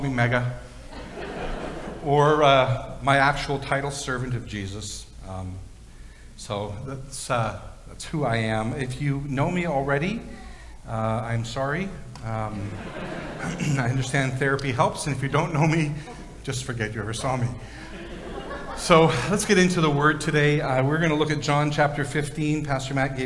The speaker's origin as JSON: {"language": "English", "town": "Victoria", "region": "British Columbia", "country": "Canada", "tie": "born or raised there", "said": "when I was a little kid, I grew up in Victoria near one of the oldest cemeteries in British Columbia, the Ross Bay Cemetery."}